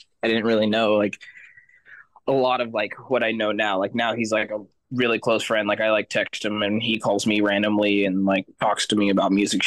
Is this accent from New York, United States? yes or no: no; Sacramento, California, United States; also born or lived in San Francisco Bay Area / Elk Grove; I was born actually in the Bay, and then pretty young in my life, I actually moved over to Elk Grove, and I've pretty much been in Sacramento most of my life